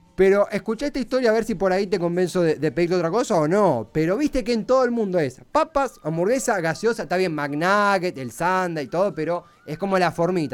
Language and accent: Spanish; Argentina; yo soy argentina